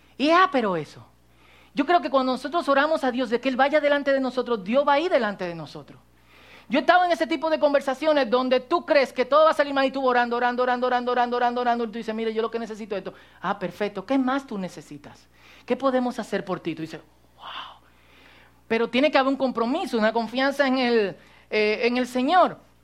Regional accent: Cotuí, Sánchez Ramírez, Dominican Republic; yo soy dominicano, se me nota. Eh, aunque ustedes no crean, mucha gente me pregunta, ¿tú eres de aquí? Eh, sí, de Cotuí.

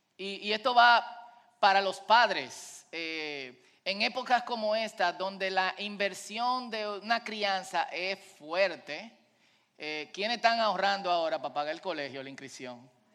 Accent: Dominican Republic; como decimos en buen dominicano

